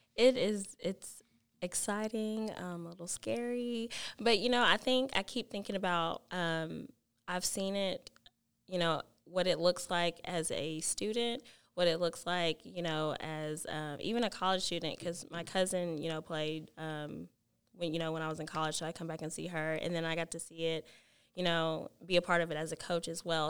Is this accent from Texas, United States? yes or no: yes; Alvarado, Texas, United States; I am from Alvarado and it just feels home like home to me